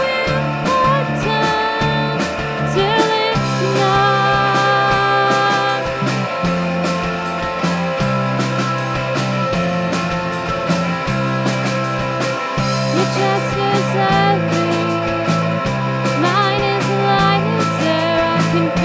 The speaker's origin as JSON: {"language": "English", "town": "Detroit", "region": "Michigan", "country": "United States", "said": "We're from Detroit."}